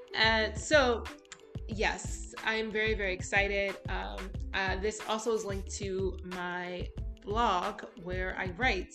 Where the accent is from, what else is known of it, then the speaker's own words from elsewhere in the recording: United States; moved away as an adult; also born or lived in Bloomsburg, Pennsylvania / Florida; now in United Arab Emirates; being an American, being biracial, and having such a huge family